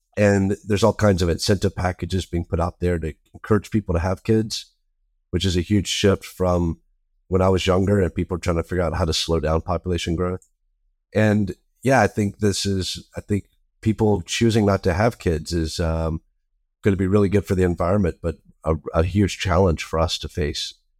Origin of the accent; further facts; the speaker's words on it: the South, United States; I grew up in the South